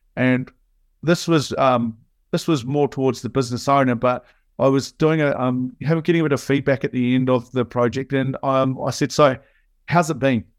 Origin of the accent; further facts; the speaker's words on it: New Zealand; as you can hear, I'm a Kiwi. So, um, in New Zealand, growing up